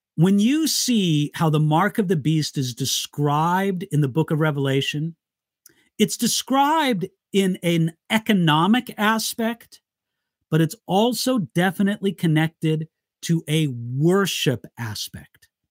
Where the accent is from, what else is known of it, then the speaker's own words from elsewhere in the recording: Southern California, United States; also born or lived in Siegen, Germany / Santa Barbara, California; I lived my entire life in California, Southern California, except for seven years when I lived in Germany